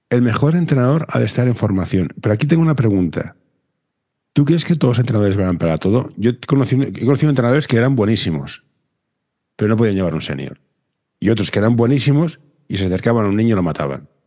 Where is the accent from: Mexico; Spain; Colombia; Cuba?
Spain; Barcelona, Catalonia; Barcelona, yo soy de Barcelona.